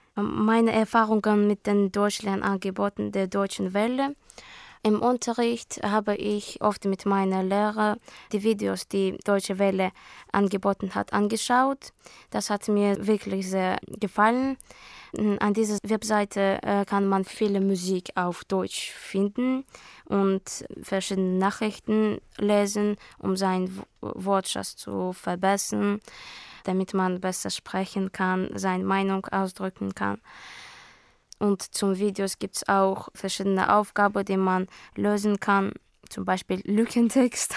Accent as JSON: {"language": "German", "town": "Baku", "country": "Azerbaijan", "also_born_or_lived": "Hamburg, Germany", "second_language": "German", "said": "Ich komme aus Aserbaidschan, Baku."}